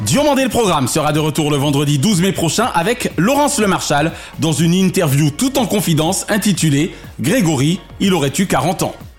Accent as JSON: {"language": "French", "country": "France", "said": "en tant que Français"}